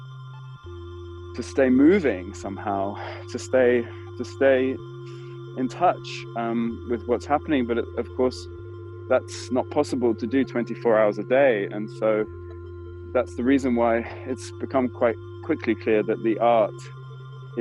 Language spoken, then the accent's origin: English; United Kingdom; now in Berlin, Germany; I'm a British Berlin-based theatre director and producer.